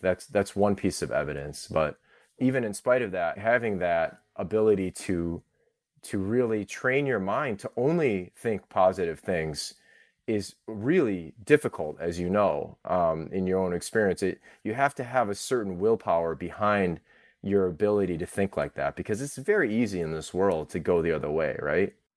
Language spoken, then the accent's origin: English; Orchard Park, New York, United States; I'm Thai American and I grew up in Orchard Park